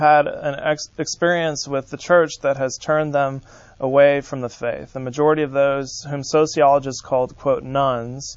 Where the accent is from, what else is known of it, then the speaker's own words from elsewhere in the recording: San Francisco, California, United States; moved away; I'm from San Francisco, California